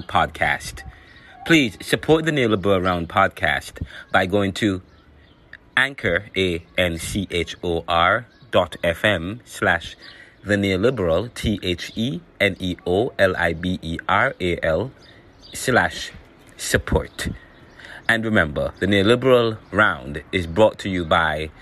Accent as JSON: {"language": "English", "country": "Jamaica", "moved": "yes", "lives_now": "United States", "said": "I used to live in Jamaica. I'm from Jamaica"}